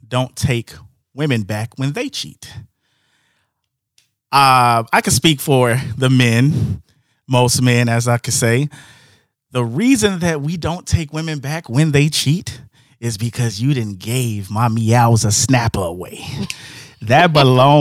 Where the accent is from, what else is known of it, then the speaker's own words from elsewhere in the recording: Markham, Illinois, United States; I'm from Markham, 165th and Palina